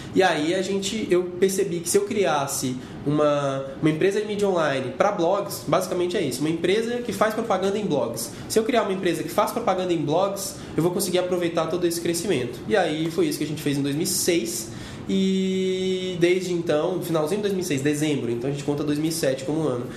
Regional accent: Gama, Federal District, Brazil; eu sou de uma cidade chamada Gama, sou do Gama, no Distrito Federal, e é uma cidade que fica 44 quilômetros de Brasília

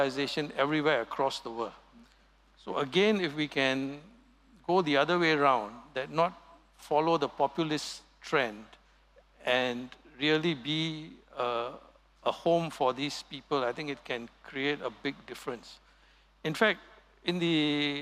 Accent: Singapore; our heritage as being pure Singaporean

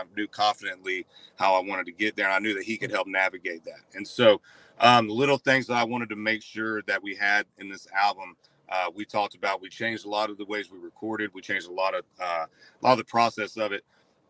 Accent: Central Florida, United States; Yeah, I grew up in Central Florida

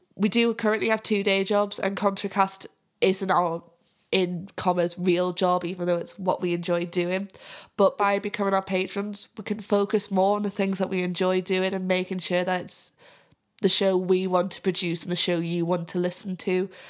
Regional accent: Whitley Bay, North East England, United Kingdom; accent: Geordie; now in Yorkshire, United Kingdom; I'm from Whitley Vee. I'm actually from the, like, the posh bit of Newcastle

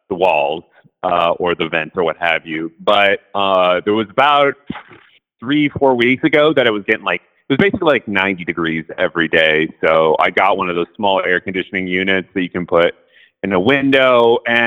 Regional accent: Seattle, Washington, United States; moved away; I grew up in Seattle

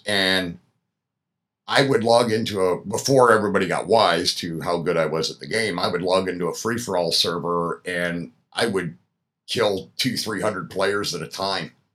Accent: Pennsylvania, United States; moved away; I'm originally from Pennsylvania

